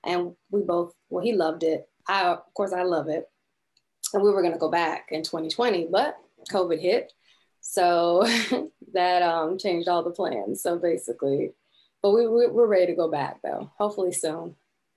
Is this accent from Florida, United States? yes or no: yes; Tampa, Florida, United States; also born or lived in Canada; now in Orlando, United States; I grew up in Tampa, and basically I moved here when I was like in the 11th grade year of high school